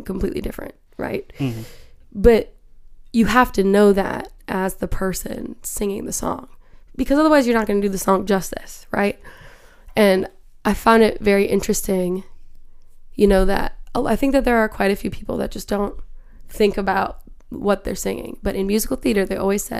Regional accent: Minnesota, United States; I'm from Minnesota

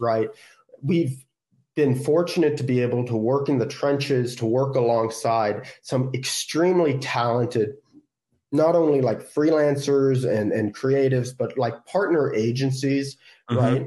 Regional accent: San Francisco, California, United States; I'm from California, like, oh, I'm from San Francisco

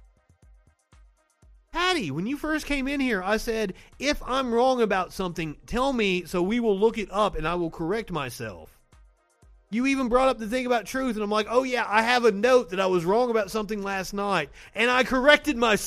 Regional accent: Kentucky, United States; accent: Southern; also born or lived in Tennessee; now in Alabama, United States; I'm from Kentucky and I went to college in Tennessee. I worked for several news stations in Kentucky

